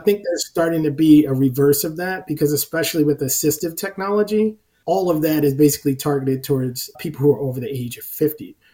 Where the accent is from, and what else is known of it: New Jersey, United States; now in Long Island, United States